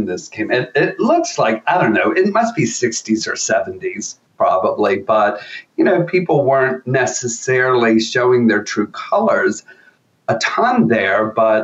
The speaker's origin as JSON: {"language": "English", "country": "United States", "also_born_or_lived": "Japan", "moved": "as an adult", "said": "as an American coming to Japan"}